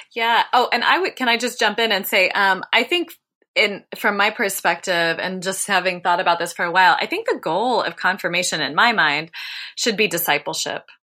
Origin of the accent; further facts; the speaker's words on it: Dayton, Ohio, United States; I grew up in Dayton, Ohio